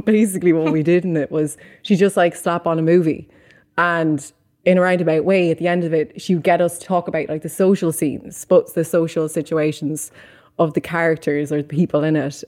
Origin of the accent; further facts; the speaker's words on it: Mullingar, Leinster, Ireland; moved away as an adult; now in London, United Kingdom; Me growing up in Mullingar, which is a small rural town